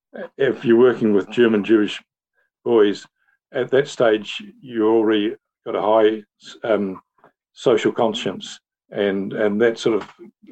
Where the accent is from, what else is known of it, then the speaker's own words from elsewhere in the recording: New Zealand; also born or lived in Netherlands; No, I was born in Holland, and as a 10-year-old, my family came to New Zealand